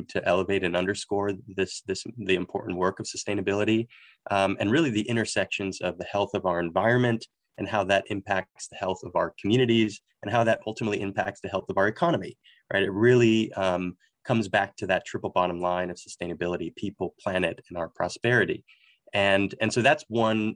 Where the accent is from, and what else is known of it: Miami, Florida, United States; born or raised there; moved away as an adult; now in Orlando, United States